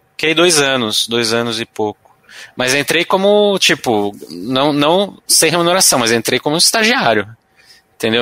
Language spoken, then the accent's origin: Portuguese; São Paulo, Brazil; sou paulistano aqui. Nascido ali no Vila Mariana, Ipiranga, aquela região lá. Estudei no, no Arquidiocesano